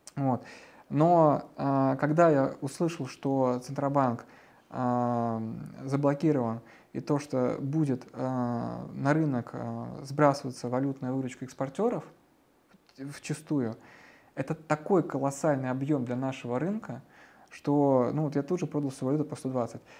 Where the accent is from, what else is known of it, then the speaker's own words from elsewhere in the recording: Russia; как россиянин